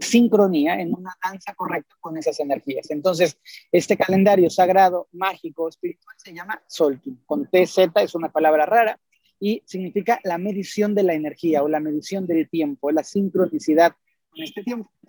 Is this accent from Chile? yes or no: no; Mexico; en los templos mayas de Palenque, en Chiapas, en mi país